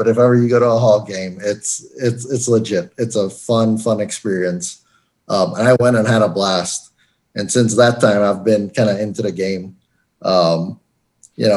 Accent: Trinidad & Tobago; moved away as an adult; also born or lived in Florence, South Carolina; now in Colorado, United States; I was born and raised in Trinidad and Tobago in the Caribbean

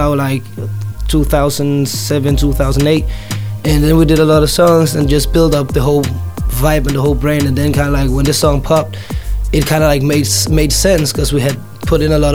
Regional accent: Denmark; I'm not from Copenhagen, I'm from the suburbs

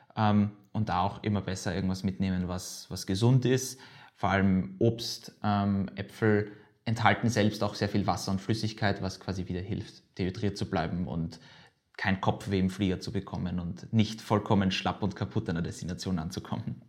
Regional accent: Vienna, Austria; ich bin jetzt 20 Jahre alt, äh, geboren in Wien

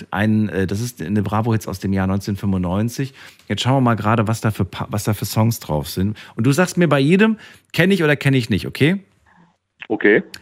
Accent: East Germany, Germany; born there; weil ich bin ja im Osten geboren.

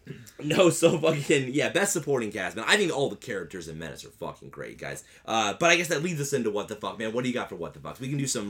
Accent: White County, Indiana, United States; I didn't grow up in the hood, man. I'm from White County, Indiana.

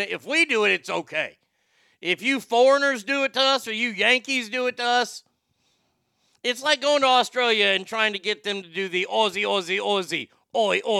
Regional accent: Japan; that was an easy Texas question, and I'm from Japan

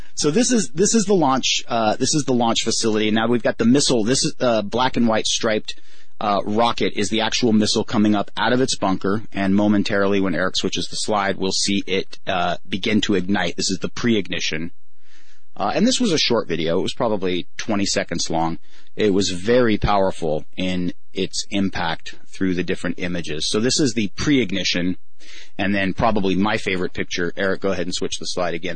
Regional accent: Southern California, United States; I come from Southern California

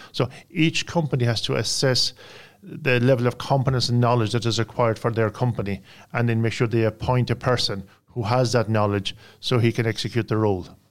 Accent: Ireland; I come from Ireland.

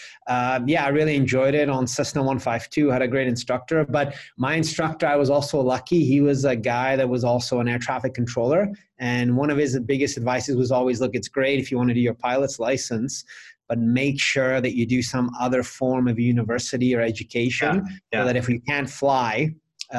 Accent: Vancouver, British Columbia, Canada; moved away as an adult; now in Prague, Czech Republic; I'm from Vancouver, Canada. That's where I grew up

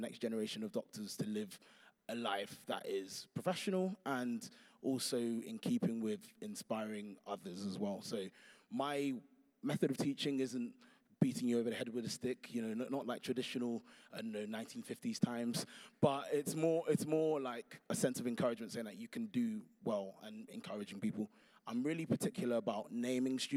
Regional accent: London, United Kingdom; moved away as an adult; now in Birmingham, United Kingdom; I'm a Londoner.

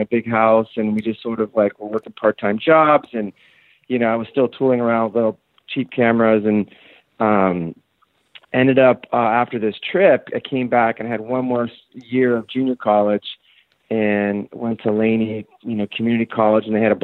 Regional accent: Oakland, California, United States; also born or lived in Miami, Florida; when I was five, we moved out to California, and I grew up in Oakland and went to all Oakland public schools

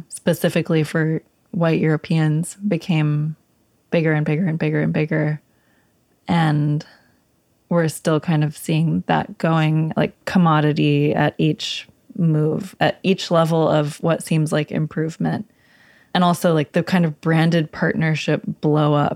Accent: Lawrence, Kansas, United States; moved away as an adult; also born or lived in Bronx, New York / Ithaca, New York; now in New York, United States; I moved to Lawrence, Kansas from age 6 to age 21.

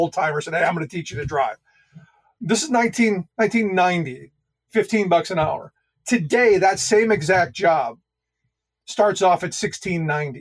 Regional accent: Cleveland, Ohio, United States; also born or lived in Allentown, Pennsylvania; now in Carlisle, United States; the people I had grown up around in Cleveland

